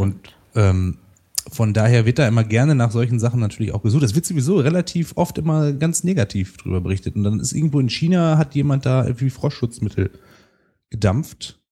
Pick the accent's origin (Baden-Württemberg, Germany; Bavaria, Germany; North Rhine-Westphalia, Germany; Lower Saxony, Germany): North Rhine-Westphalia, Germany; Rheine; now in Münster, Germany; in meiner Heimatstadt Rheine, die haben hat ungefähr 80.000 Einwohner